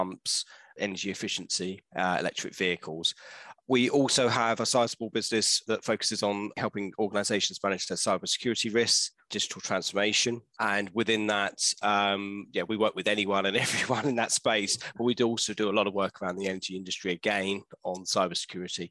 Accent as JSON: {"language": "English", "region": "London", "country": "United Kingdom", "tie": "born or raised there", "also_born_or_lived": "Bath", "said": "I grew up around Leytonstone, Chingford, that way"}